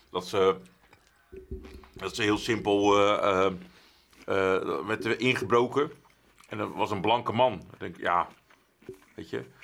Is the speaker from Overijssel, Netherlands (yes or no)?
no; Westland, South Holland, Netherlands; kom uit Westland.